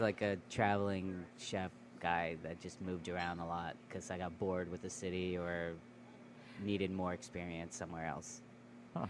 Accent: New York, United States; I grew up in New York, uh, the, uh, in in the Bronx, the Boogie Down

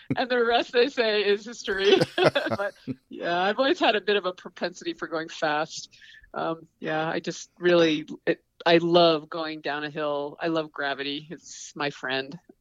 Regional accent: Saranac Lake, New York, United States; I was born in the Adirondacks in upstate New York, and um, it's a really rural area and the mountains were my playground.

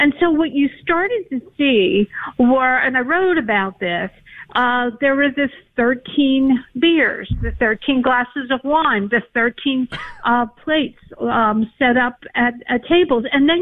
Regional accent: Pennsylvania, United States; my home state of Pennsylvania

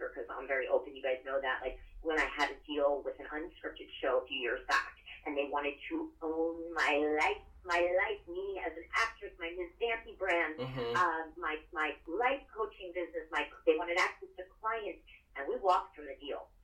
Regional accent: United States; also born or lived in Philadelphia, Pennsylvania / New Jersey; I grew up in Philly and Jersey

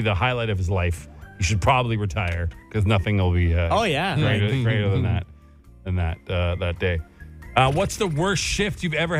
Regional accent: Guelph, Ontario, Canada; Hey, guys, are you a Contessa open to anyone in Ontario or just around the Ottawa region? I'm from Guelph.

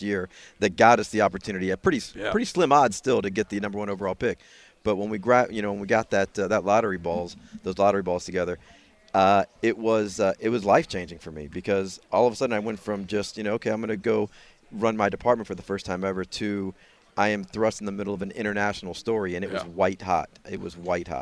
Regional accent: Tampa, Florida, United States; moved away as an adult; also born or lived in Houston; now in Tampa, United States; I was born and raised in Tampa

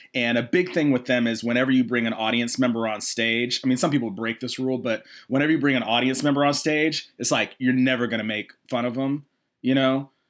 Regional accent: Atlanta, Georgia, United States; I'm from Atlanta originally. So after college, I came back to Atlanta

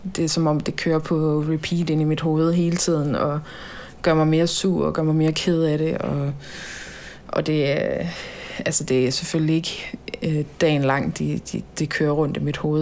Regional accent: Holstebro, Central Denmark Region, Denmark; also born or lived in Tønder; der er jeg i Holstebro, min hjemby

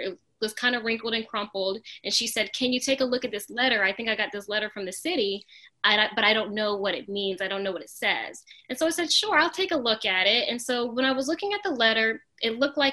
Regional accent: Charlotte, North Carolina, United States; also born or lived in Norfolk, Virginia; we all moved down to Charlotte when my brother and I were in elementary school. And my mom works in healthcare, so she felt like Charlotte was a great place to start over. And so we moved down to Charlotte, and, you know, I grew up here

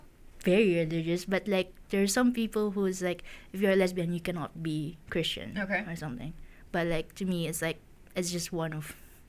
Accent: Philippines; now in Japan; because I'm a Filipino.

